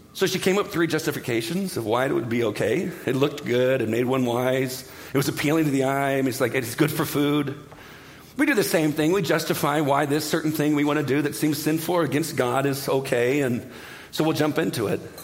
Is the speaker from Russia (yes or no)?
no; Southern California, United States; I'm from Southern California